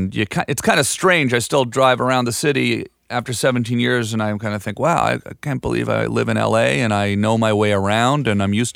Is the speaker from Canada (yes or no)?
yes; Ottawa, Ontario, Canada; moved away as an adult; now in United States; I'm from Ottawa, and I played hockey my whole life